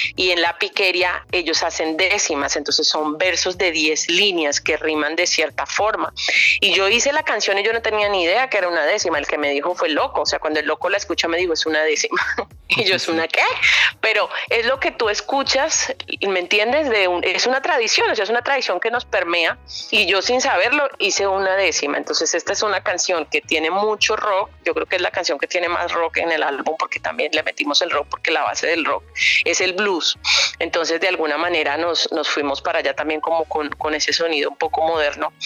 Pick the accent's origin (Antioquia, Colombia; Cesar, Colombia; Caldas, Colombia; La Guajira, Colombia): Cesar, Colombia; Valledupar; soy hija del Turco Gil, mi papá es un hombre de, una tradición musical también muy grande, creo eh, creó la primera Academia de Música Vallenata en Valledupar, en Colombia